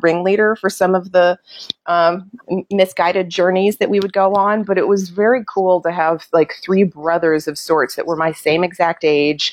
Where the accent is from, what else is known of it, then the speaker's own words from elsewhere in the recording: Prospect, Kentucky, United States; moved away as an adult; also born or lived in New York City / Los Angeles; I grew up in Oldham County Prospect, went out to schools out there and lived right along the river